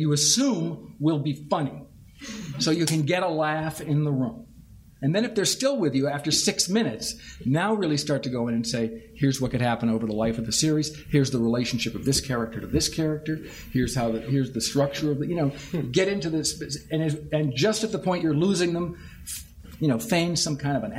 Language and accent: English; Massachusetts, United States; moved away; I'm from Massachusetts and I miss the accent